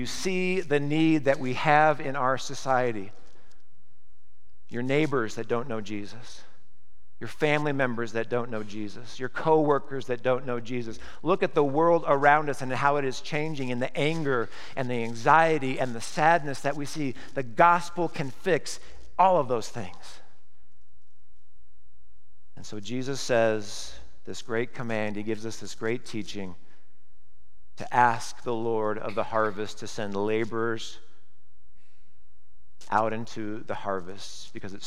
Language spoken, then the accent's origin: English; Nebraska, United States; moved away; I grew up in Nebraska, moved here in 1988